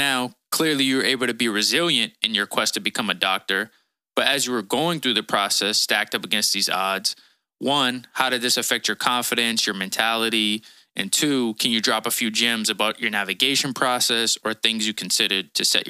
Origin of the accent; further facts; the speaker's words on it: Boston, Massachusetts, United States; living in an area like where I grew up in the inner city of Boston